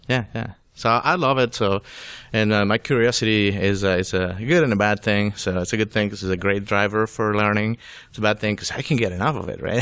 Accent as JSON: {"language": "English", "country": "Venezuela", "tie": "born or raised there", "also_born_or_lived": "Florida, United States", "second_language": "English", "moved": "as an adult", "lives_now": "Atlanta, United States", "said": "I was born in Venezuela"}